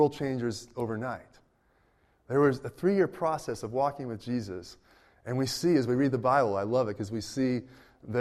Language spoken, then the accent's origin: English; Berkeley, California, United States; I grew up in the Berkeley area